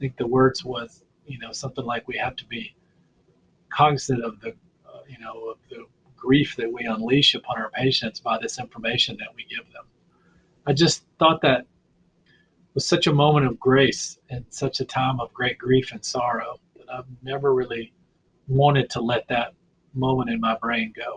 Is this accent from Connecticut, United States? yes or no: no; Mississippi, United States; accent: Southern; I was from Mississippi, and he would make fun of my accent. I'm a Southern neurosurgeon